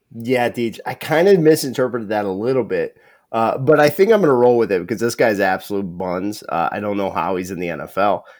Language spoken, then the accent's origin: English; Perry, Ohio, United States; I'm from Northeast Ohio